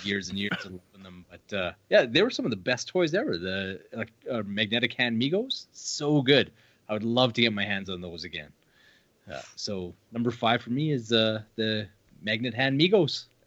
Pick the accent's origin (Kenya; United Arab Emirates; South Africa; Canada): Canada; we're from Canada